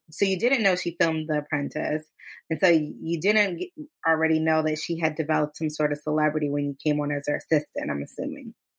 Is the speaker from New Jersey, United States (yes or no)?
yes; Westfield, New Jersey, United States; I grew up in Westfield, which in New Jersey is like a predominantly white town